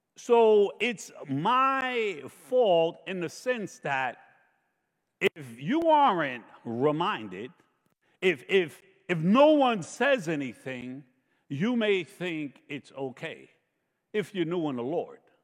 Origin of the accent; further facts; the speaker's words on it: New York, United States; I grew up in New York